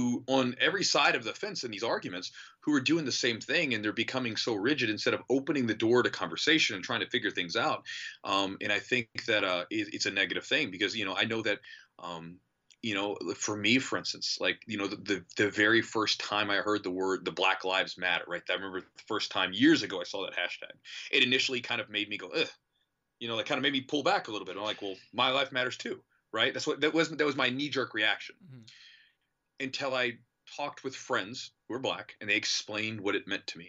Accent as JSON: {"language": "English", "country": "United States", "said": "I love my country. Like, I like being an American"}